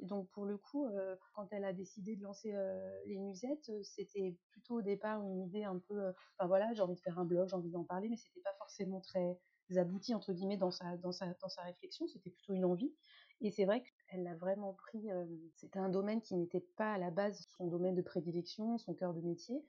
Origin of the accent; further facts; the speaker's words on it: France; je suis française, française.